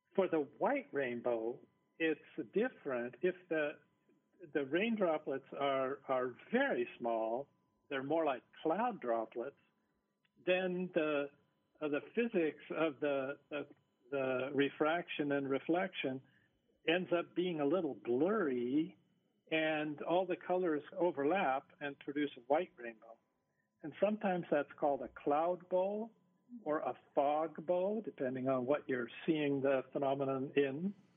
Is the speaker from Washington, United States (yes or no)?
yes; Seattle, Washington, United States; now in Hawaii, United States; I grew up in the Seattle area where we have plenty of rain